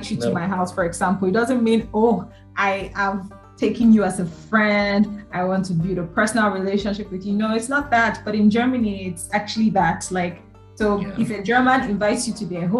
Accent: Nigeria; me being Nigerian

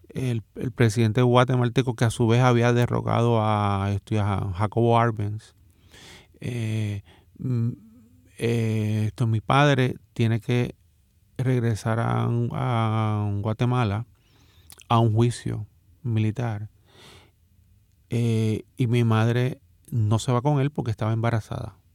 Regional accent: Dominican Republic; born there; yo nací en República Dominicana de una familia dominicana eh, y de una madre dominicana.

